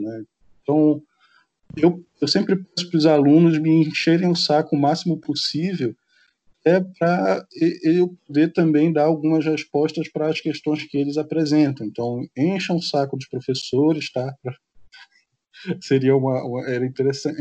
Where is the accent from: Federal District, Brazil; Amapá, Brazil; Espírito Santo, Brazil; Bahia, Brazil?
Amapá, Brazil; enquanto amazônidas, enquanto nortistas